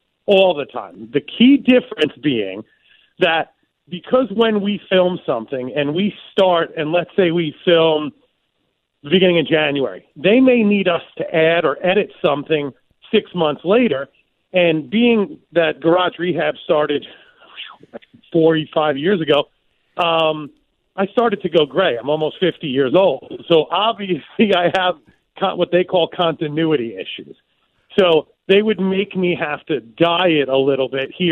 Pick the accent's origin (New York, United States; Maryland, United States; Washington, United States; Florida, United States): New York, United States; I'm from New York